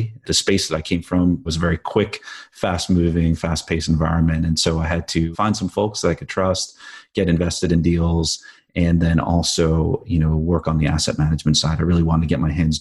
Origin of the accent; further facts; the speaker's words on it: New Jersey, United States; I grew up in the East Coast in New Jersey